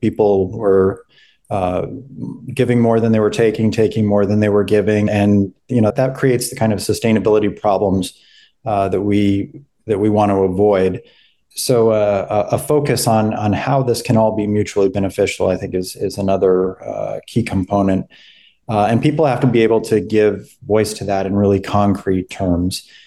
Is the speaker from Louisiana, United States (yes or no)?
no; Albuquerque, New Mexico, United States; moved away as an adult; also born or lived in Ohio; now in Charleston, United States; I come from Albuquerque, New Mexico, uh, where I was born and raised